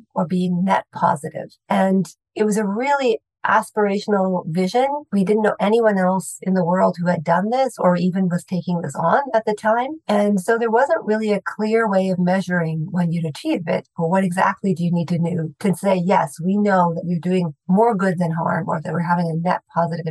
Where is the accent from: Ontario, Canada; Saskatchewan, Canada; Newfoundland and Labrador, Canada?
Saskatchewan, Canada; I grew up in Saskatchewan